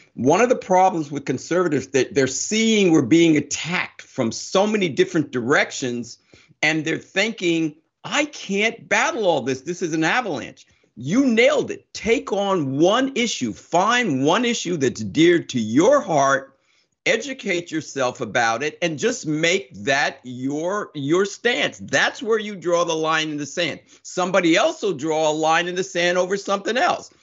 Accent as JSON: {"language": "English", "town": "Summit", "region": "New Jersey", "country": "United States", "tie": "born or raised there", "said": "I grew up in Summit, New Jersey, but I grew up a long time ago"}